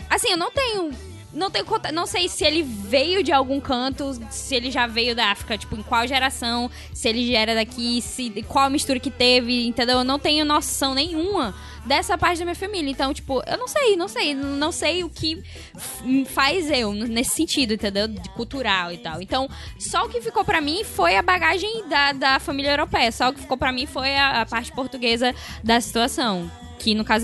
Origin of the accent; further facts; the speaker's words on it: Northeast Region, Brazil; eu sou nordestina.